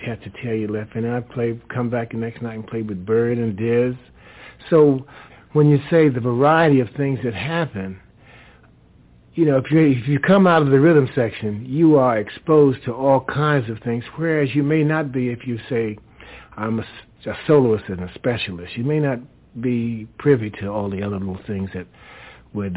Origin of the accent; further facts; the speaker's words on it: New York City, New York, United States; the way I grew up in New York City